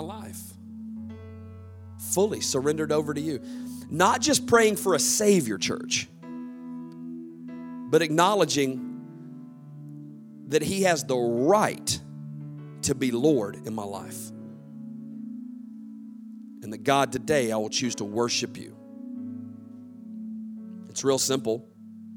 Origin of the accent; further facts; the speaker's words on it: the South, United States; I grew up in the South